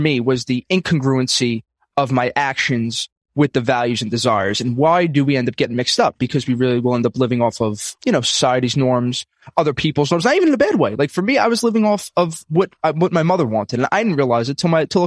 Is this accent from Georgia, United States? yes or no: no; New York City, New York, United States; I'm from Brooklyn, New York, old school Italian family